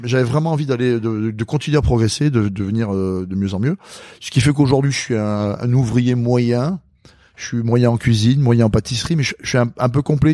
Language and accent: French; south-west France, France; born or raised there; also born or lived in Madagascar